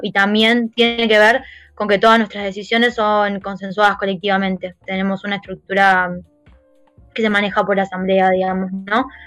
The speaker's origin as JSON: {"language": "Spanish", "town": "Banfield", "region": "Buenos Aires Province", "country": "Argentina", "tie": "born or raised there", "said": "yo fui a una escuela que es muy importante y muy conocida en zona sur, que es el ENAM de Banfield"}